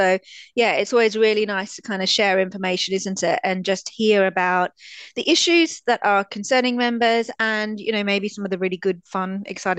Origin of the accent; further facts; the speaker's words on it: Australia; I am Australian after all.